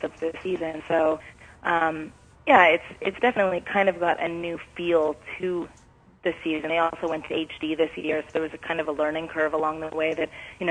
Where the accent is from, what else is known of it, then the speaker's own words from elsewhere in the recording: Vancouver, British Columbia, Canada; moved away; I'm from Vancouver, born and raised.